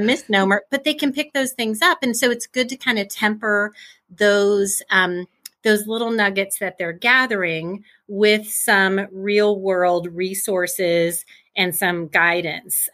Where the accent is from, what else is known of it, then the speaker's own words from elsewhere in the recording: Midwest, United States; I grew up in the Midwest, Midwest girl, still in the Midwest